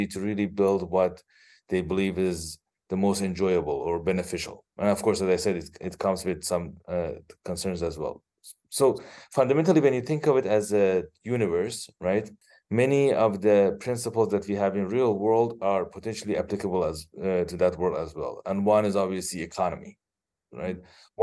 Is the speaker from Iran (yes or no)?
yes; Iran; moved away as an adult; also born or lived in Los Angeles, United States; now in Bay Area, California, United States; originally, I am from Iran, where I did my bachelor's in electrical engineering. I live with my wife and two daughters here in Bay Area, California